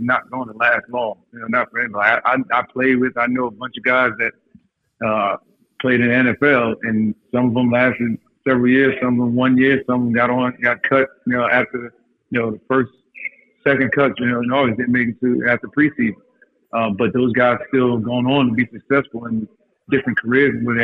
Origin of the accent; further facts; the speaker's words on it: Montclair, New Jersey, United States; that's where we grew up in Montclair, in New Jersey.